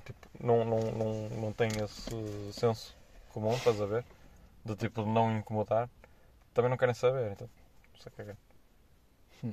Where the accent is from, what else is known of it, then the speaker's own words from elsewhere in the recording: Porto, Norte, Portugal; moved away as an adult; now in Angola; sendo do Porto, eu acho que é normal dizer as neiras